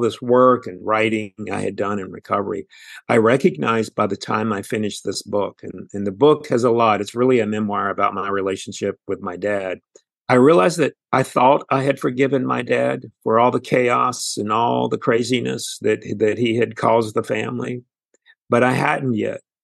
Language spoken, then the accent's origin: English; Houston, Texas, United States; I'm also from Houston, Texas